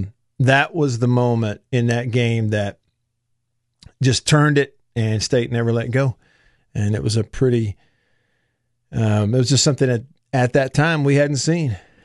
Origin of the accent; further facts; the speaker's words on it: Tupelo, Mississippi, United States; my hometown of Tupelo.